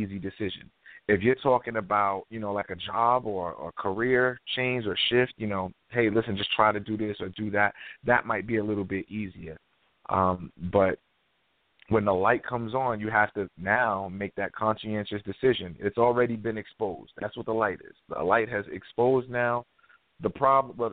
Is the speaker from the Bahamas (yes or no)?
no; New York, United States; I'm from New York